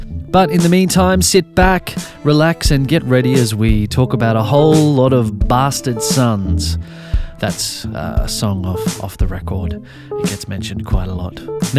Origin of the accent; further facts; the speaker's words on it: Brisbane, Queensland, Australia; my early days growing up in Brisbane.